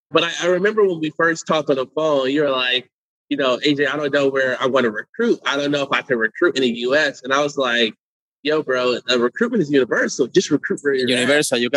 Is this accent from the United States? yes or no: no; Santiago, Santiago Metropolitan Region, Chile; moved away; I'm from Chile, from Santiago.